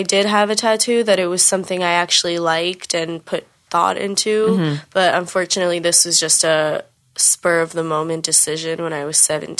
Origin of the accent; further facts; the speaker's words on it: New York City, New York, United States; I'm from New York, like New York City.